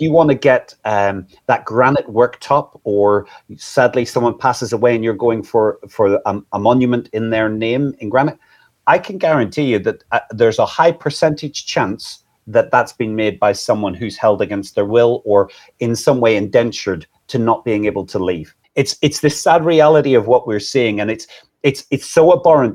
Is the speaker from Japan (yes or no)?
no; Northern Ireland, United Kingdom; now in England, United Kingdom; I'm originally from Northern Ireland.